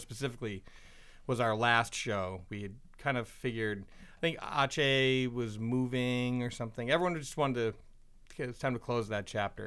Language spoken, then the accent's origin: English; Portland, Maine, United States; we're all from Portland